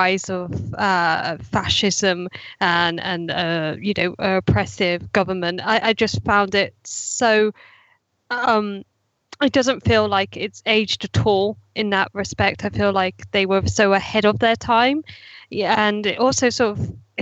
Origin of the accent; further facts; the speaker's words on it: United Kingdom; being a Brit myself